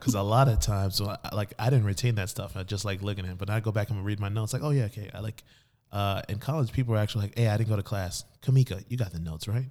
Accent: Miami, Florida, United States; also born or lived in New Jersey; I grew up in Miami for most of my life, and growing up in, in Miami-Dade County, shout out to three oh five

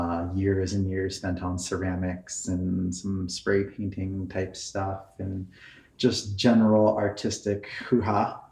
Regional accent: Key West, Florida, United States; moved away; I'm from Florida. I was born in Key West.

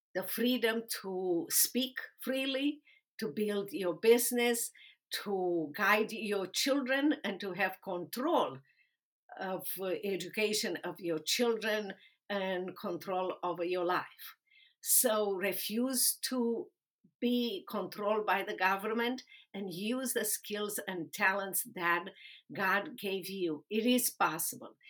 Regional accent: Romania; English is a second language; moved away as an adult; also born or lived in Dallas, Texas; now in United States; I was a lawyer in Romania defending human and religious rights

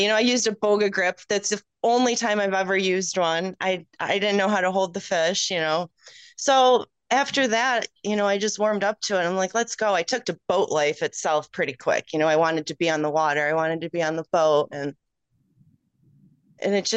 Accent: Rochester, New York, United States; moved away as an adult; also born or lived in Illinois / Cooperstown; I grew up in Rochester, the suburbs, like country, more, you know, more country

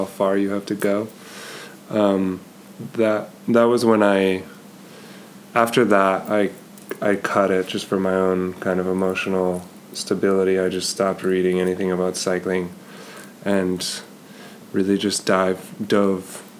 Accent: Colorado, United States; the USA Pro Challenge, which is basically the Tour of Colorado, was starting in my hometown

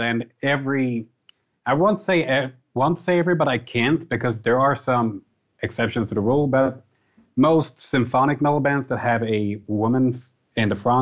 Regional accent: Hässleholm, Skåne, Sweden; metal band in Hasselholm, my hometown

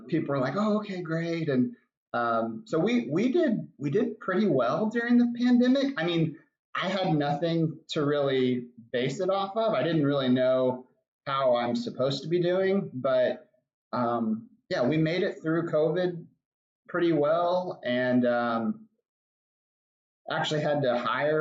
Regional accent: Arlington, Texas, United States; I grew up in Arlington. My wife and I both grew up in Arlington

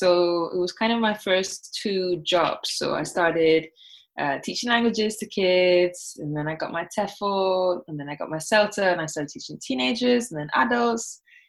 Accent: Barbados; first language Thai; English is a second language; also born or lived in Bangkok, Thailand; I was born in Bangkok, so I spoke Thai first, but then I forgot it because we moved to Barbados, which is where I guess I learned English.

